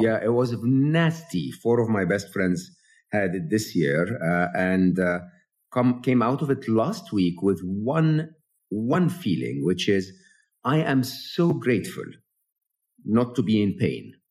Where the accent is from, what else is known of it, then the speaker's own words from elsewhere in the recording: Egypt; moved away; I'm an Egyptian, born and raised in Egypt.